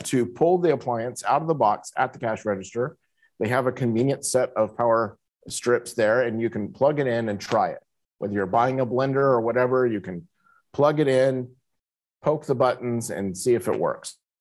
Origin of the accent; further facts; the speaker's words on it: United States; moved away as an adult; now in Kuala Lumpur, Malaysia; I'm an American